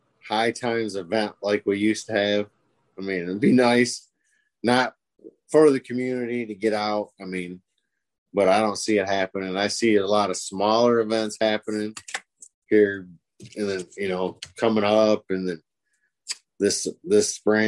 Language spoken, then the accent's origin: English; Michigan, United States; we're from Michigan.